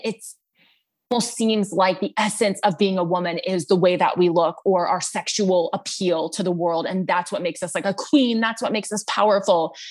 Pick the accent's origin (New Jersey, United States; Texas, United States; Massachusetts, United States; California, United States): Texas, United States; I am from Texas, grew up in a big family